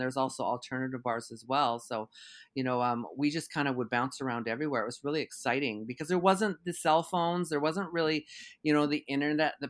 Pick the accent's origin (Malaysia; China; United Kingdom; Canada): Canada; Conquest, Saskatchewan; moved away; also born or lived in Regina / Calgary, Alberta; I had been doing this for years at home on the farm in Saskatchewan